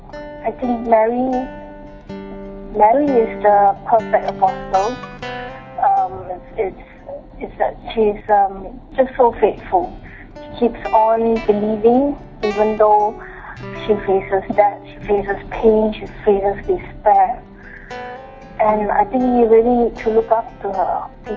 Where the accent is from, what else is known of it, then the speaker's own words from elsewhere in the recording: Malaysia; I'm from Malaysia.